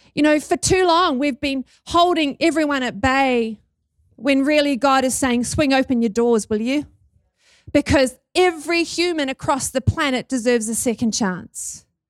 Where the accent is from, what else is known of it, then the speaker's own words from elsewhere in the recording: New Zealand; accent: Kiwi; Can you hear my Kiwi accent?